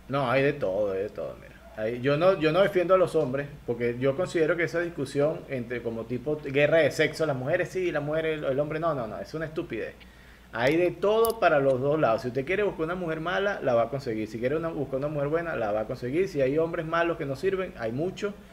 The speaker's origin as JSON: {"language": "Spanish", "town": "Barquisimeto", "region": "Lara", "country": "Venezuela", "accent": "guaro", "moved": "as an adult", "lives_now": "Ecuador", "said": "yo soy guaro, yo soy del centro del país, que yo soy del estado Lara de Barquisimeto y ahí somos guaros"}